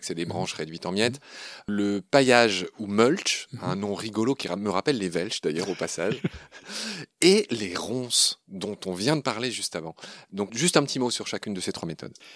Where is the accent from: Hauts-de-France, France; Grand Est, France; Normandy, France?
Grand Est, France; Lorraine; ma région natale, Ernst, euh, je suis lorrain